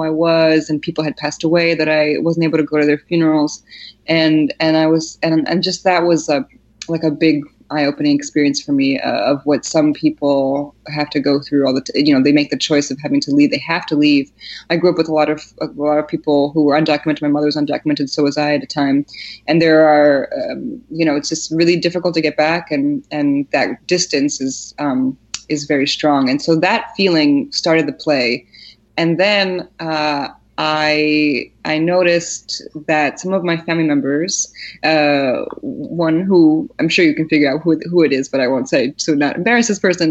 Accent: Poland; moved away; I was born in Poland, and most of my family is all there

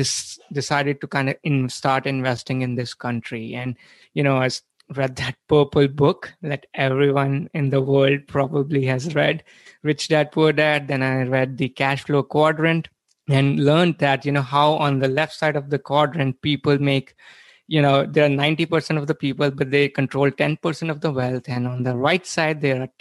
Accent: India; moved away as an adult; now in United States; I was born and brought up in India, where, you know, I did my undergrad

